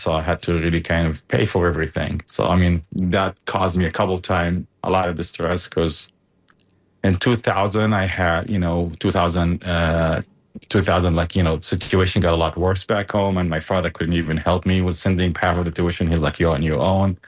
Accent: Gaza Strip, Palestine; also born or lived in Germany; now in United States; i was born in Germany. Uh, and my dad was in medical school at the time. And you know, just happened to point there and moved to Gaza

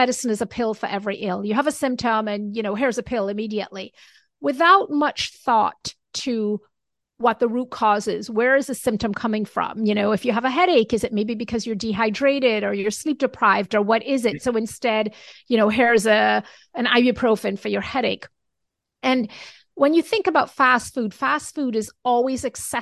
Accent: Jamaica; moved away; I was brought up in Jamaica.

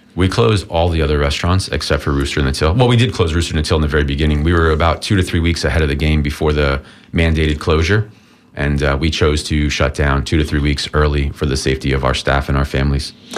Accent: Tampa, Florida, United States; born or raised there

